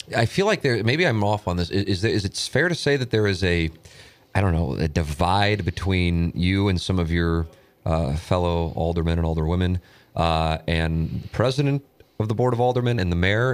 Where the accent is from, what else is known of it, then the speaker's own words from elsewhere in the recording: St. Louis, Missouri, United States; I grew up on Tam Avenue